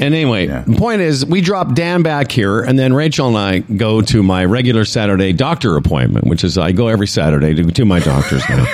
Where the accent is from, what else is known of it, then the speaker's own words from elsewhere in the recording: Western Canada, Canada; now in Ontario, Canada; We're from Western Canada.